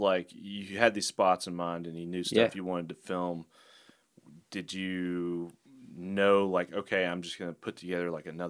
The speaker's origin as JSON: {"language": "English", "town": "Pleasant Grove", "region": "Alabama", "country": "United States", "tie": "born or raised there", "said": "I grew up in Pleasant Grove"}